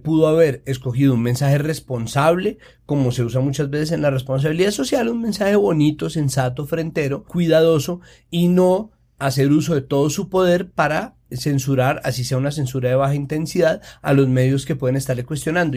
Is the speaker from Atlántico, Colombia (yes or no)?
no; Antioquia, Colombia; yo como antioqueña